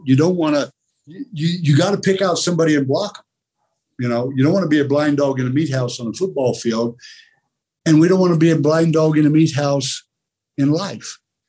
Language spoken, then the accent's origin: English; Oklahoma, United States; But growing up in Oklahoma in the 9th grade, University of Oklahoma had won 47 football games in a row.